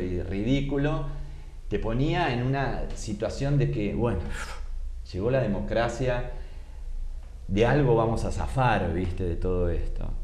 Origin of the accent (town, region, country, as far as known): Argentina